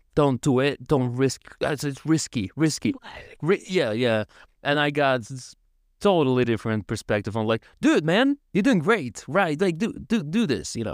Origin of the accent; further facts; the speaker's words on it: Tiraspol, Transnistria, Moldova; first language Russian; English is a second language; moved away as an adult; now in Poland; from Tiraspol. I'm from Tiraspol